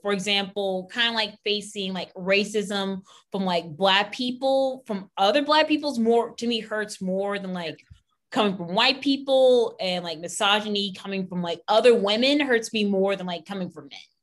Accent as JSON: {"language": "English", "area": "Pennsylvania", "region": "Ohio", "country": "United States", "tie": "born or raised there", "said": "we grew up in Ohio, Pennsylvania"}